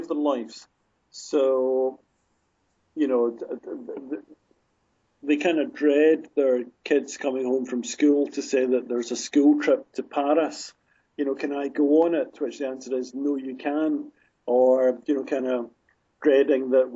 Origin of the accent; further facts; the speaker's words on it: Glasgow, Scotland, United Kingdom; my hometown of Glasgow